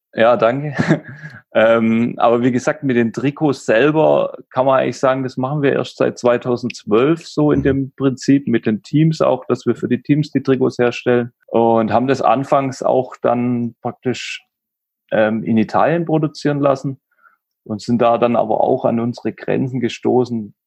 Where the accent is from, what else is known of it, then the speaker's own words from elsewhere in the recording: Stuttgart area, Baden-Württemberg, Germany; moved away as an adult; now in Nuremberg, Germany; ich komme ursprünglich aus dem Stuttgarter Raum, wohne aber ja seit zehn Jahren jetzt in Nürnberg.